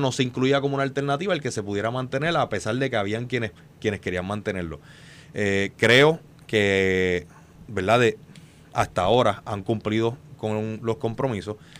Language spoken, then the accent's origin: Spanish; Puerto Rico; como puertorriqueño